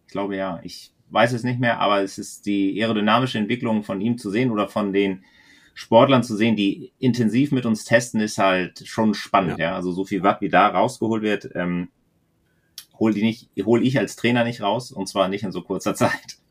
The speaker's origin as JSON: {"language": "German", "area": "the German-Danish border", "region": "Schleswig-Holstein", "country": "Germany", "tie": "born or raised there", "moved": "yes", "said": "ich bin an der Grenze fast aufgewachsen"}